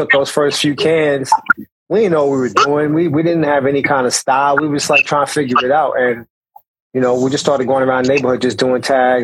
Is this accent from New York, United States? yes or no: yes; New York City, New York, United States; around my building where I grew up in Brownsville, Howard Houses